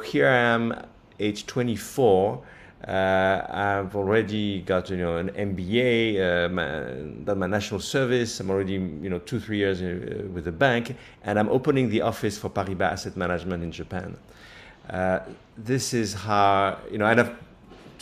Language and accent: English; near Paris, Île-de-France, France; moved away as an adult; also born or lived in New York; now in Singapore; I grew up near Paris